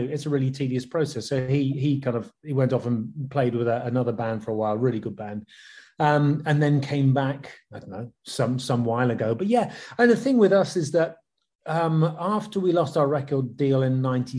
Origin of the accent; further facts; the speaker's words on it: West Country, South West England, United Kingdom; moved away as an adult; also born or lived in London; Jen and I moved from the West Country, where we'd spent our teenage years